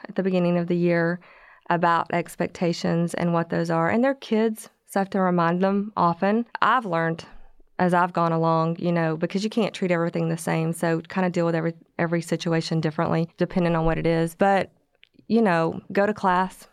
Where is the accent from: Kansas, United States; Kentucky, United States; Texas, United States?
Texas, United States; Corsicana; moved away as an adult; I grew up in Corsicana